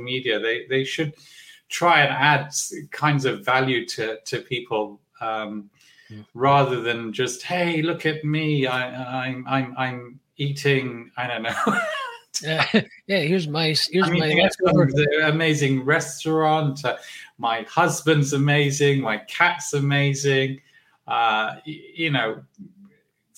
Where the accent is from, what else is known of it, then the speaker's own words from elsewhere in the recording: London, United Kingdom; I was born in Hackney, I think in a Salvation Army hospital